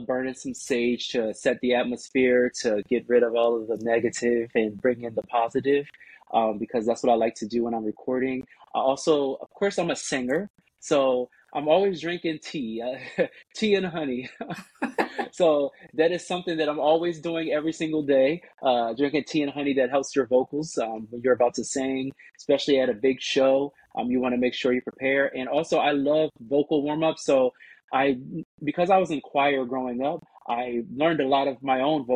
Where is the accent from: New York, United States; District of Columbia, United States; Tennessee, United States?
District of Columbia, United States; Washington; moved away as an adult; also born or lived in Maryland; now in Los Angeles, United States; I'm from Washington, D.C. Area. So my family is there and really in the Maryland area